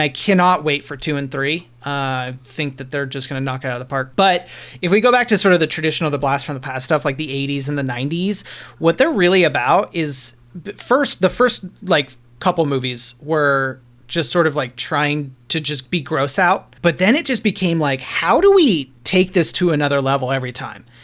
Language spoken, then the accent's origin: English; Lafayette, Colorado, United States; I worked at the local video shop in Lafayette where I grew up outside of Boulder